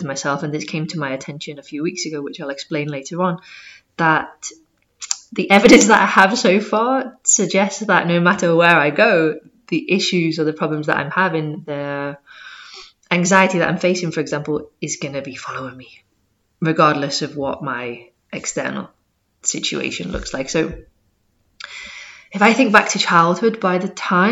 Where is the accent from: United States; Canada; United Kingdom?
United Kingdom; Liverpool, North West England; moved away as an adult; also born or lived in Sheffield / Leeds / Canterbury / Barcelona; I moved from Liverpool, where I'm originally from, to Sheffield